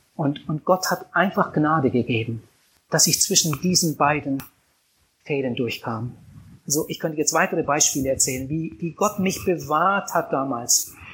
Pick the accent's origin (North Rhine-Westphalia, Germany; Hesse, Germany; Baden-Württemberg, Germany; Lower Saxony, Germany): Lower Saxony, Germany; Wienhausen; Meine Kindheit habe ich verbracht auf einem Bauernhof